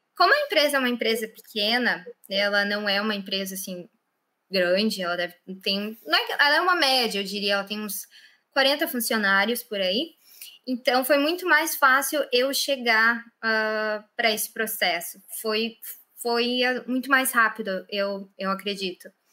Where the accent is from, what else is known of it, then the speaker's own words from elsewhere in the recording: Lajeado, Rio Grande do Sul, Brazil; moved away as an adult; now in Ireland; Eu sou do sul do Brasil, perto de Porto Alegre, cidade de Lajeado